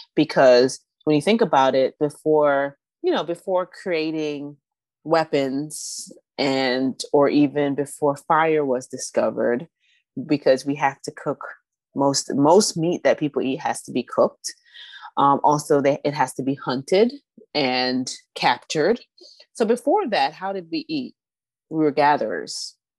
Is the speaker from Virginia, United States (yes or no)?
yes; Northern Virginia, United States; moved away; also born or lived in Southeast Washington, D.C.; I grew up in Northern Virginia.